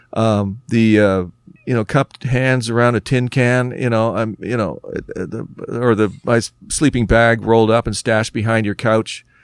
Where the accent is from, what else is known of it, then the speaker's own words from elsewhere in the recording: Oakville, Ontario, Canada; we're from Oakville.